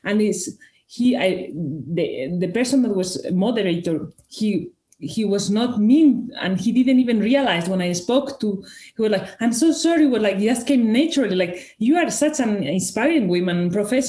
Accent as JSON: {"language": "English", "country": "Spain", "first_language": "Spanish", "second_language": "English", "moved": "as an adult", "lives_now": "Switzerland", "said": "I'm originally from Spain with Italian and Greek roots. I've been working and living in Switzerland since 2012"}